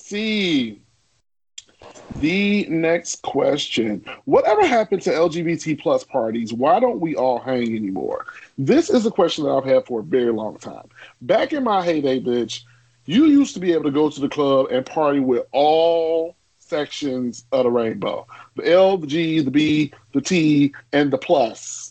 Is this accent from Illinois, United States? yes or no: yes; Chicago, Illinois, United States; growing up in Chicago is segregated as shit